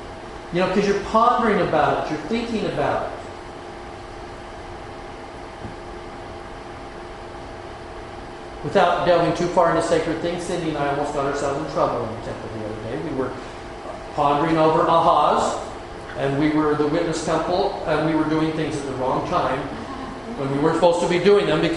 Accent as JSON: {"language": "English", "region": "Utah", "country": "United States", "tie": "born or raised there", "said": "as a boy, growing up in Utah"}